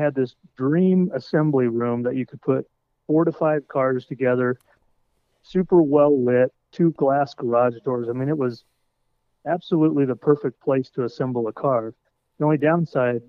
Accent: Colorado, United States; moved away as an adult; also born or lived in Detroit, Michigan / Chicago, Illinois; I'm from Colorado originally

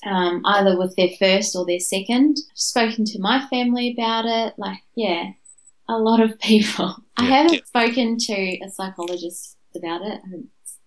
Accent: India; Because I'm Indian, our culture kind of just brushes it all under the covers.

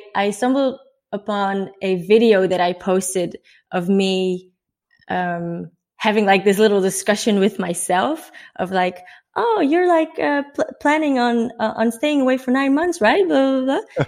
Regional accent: Netherlands; moved away as an adult; I'm from the Netherlands. Uh, I'm 24 years old

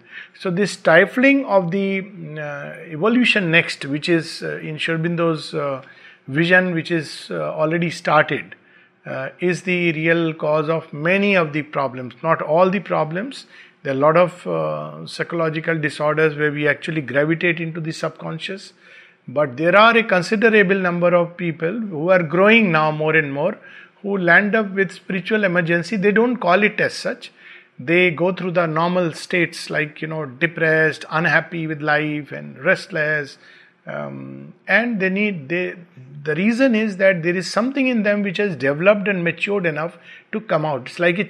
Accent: Bihar, India; born there; also born or lived in Uttar Pradesh / Pune; My roots are in UP. I was born in Bihar. I studied in Pune.

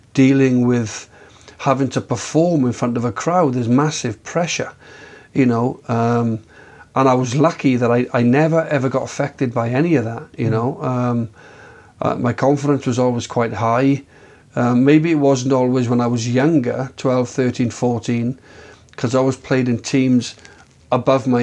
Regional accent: Swansea, Wales, United Kingdom; being a Welsh speaker from Swansea, being born in a Welsh sort of environment, Welsh school as a young boy

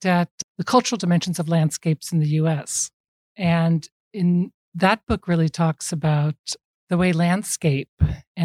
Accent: California, United States; moved away as an adult; now in Nova Scotia, Canada; I'm from California

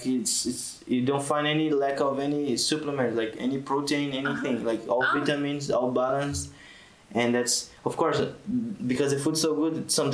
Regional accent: Brazil; now in Tunisia; I'm from Brazil.

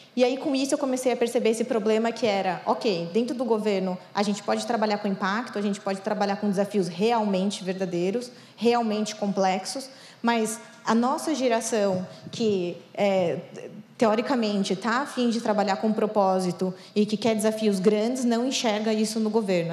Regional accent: São Paulo, Brazil; Eu sou aqui de São Paulo

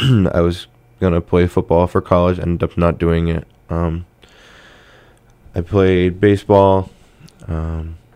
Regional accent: Pittsfield, Massachusetts, United States; born or raised there

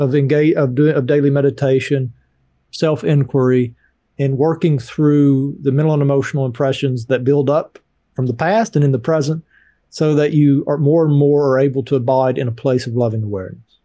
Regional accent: Appalachian Mountains, United States; I grew up poor in the Appalachian Mountains

